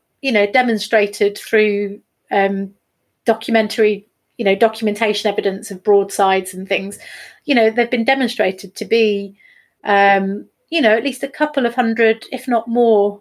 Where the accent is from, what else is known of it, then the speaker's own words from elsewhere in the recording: a town between Derby and Nottingham, East Midlands, United Kingdom; moved away as an adult; also born or lived in Norfolk; now in Cromer, United Kingdom; I'm from Nottingham originally. Was born in sort of 1978 in Derby and grew up in a town just between Derby and Nottingham.